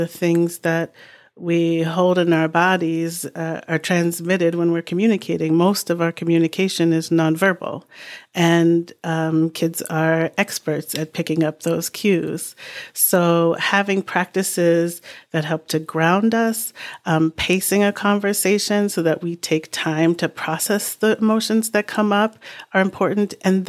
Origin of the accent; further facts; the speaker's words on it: New England, United States; You know, growing up in New England, often sort of civility and decorum is far prioritized over transparency and authenticity.